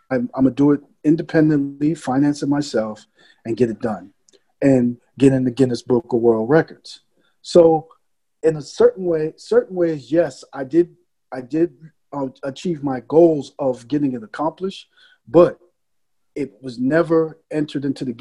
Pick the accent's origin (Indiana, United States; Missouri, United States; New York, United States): New York, United States; New York City; I was born in the Bronx in the 70s